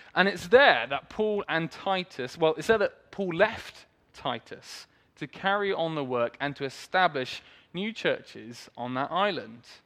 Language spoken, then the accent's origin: English; Swindon, South West England, United Kingdom; I was born in Swindon, grew up there